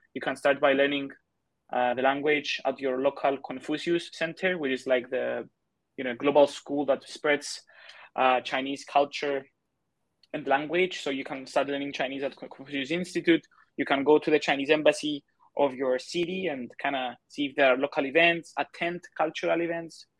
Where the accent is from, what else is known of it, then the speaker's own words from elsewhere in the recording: Cyprus; first language Greek; English is a second language; moved away as an adult; also born or lived in China; I'm from Cyprus